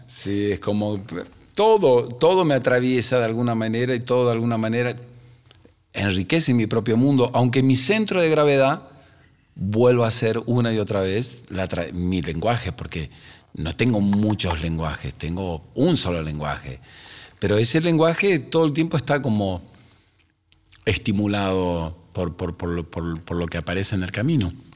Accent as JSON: {"language": "Spanish", "country": "Argentina", "said": "salgo y respiro eh, el aire donde estoy parado en mi país y digo, no hay mejor lugar en el mundo que este"}